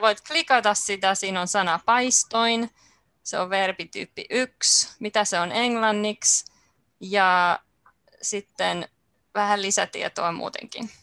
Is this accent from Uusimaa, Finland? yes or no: yes; Helsinki, Uusimaa, Finland; Mä olen ihan helsinkiläinen